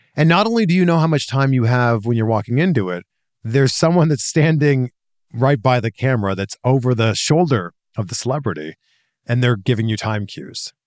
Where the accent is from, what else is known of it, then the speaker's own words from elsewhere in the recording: Toronto, Ontario, Canada; moved away as an adult; that's my hometown